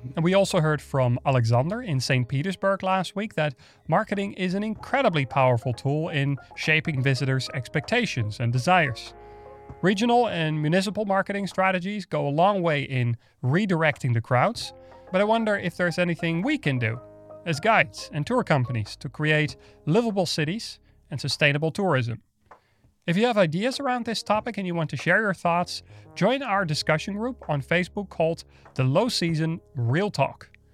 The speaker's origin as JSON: {"language": "English", "town": "Amsterdam", "region": "North Holland", "country": "Netherlands", "tie": "born or raised there", "moved": "yes", "said": "my, my hometown"}